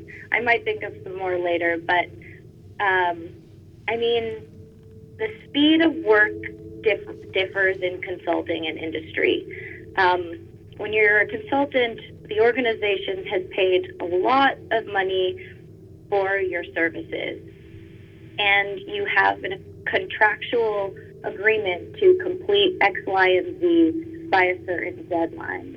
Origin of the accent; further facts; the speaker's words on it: Boston, Massachusetts, United States; moved away as an adult; now in Los Angeles, United States; I grew up in the Boston area, but had a lot of family on the West Coast.